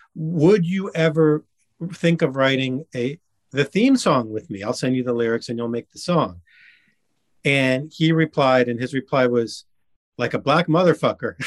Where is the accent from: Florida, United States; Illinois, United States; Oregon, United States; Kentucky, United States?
Florida, United States; Miami; now in Ridgewood, United States; I grew up in Miami